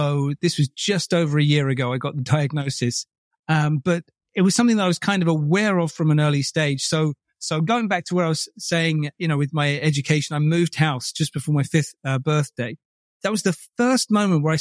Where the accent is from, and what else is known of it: Buckinghamshire, South East England, United Kingdom; born or raised there; also born or lived in Bromley, Kent